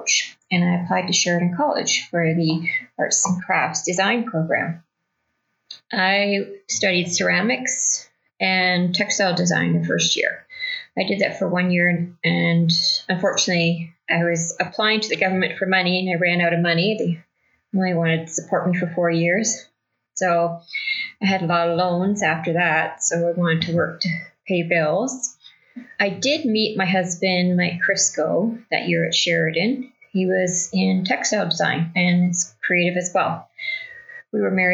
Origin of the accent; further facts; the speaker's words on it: Burlington, Ontario, Canada; now in Haliburton, Canada; I grew up in Burlington, Ontario